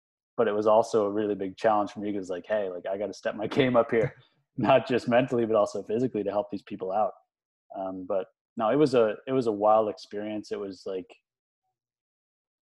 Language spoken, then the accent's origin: English; New Haven, Prince Edward Island, Canada; I grew up in New Haven, Prince Edward Island